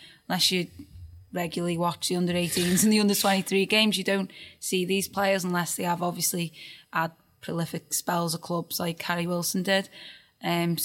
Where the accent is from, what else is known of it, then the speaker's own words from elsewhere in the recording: Birkenhead, North West England, United Kingdom; in my hometown